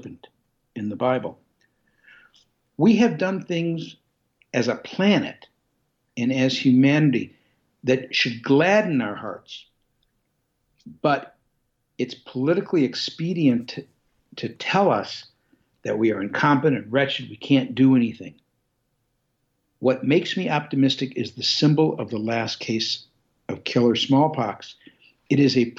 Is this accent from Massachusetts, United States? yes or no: no; Detroit, Michigan, United States; I come from Detroit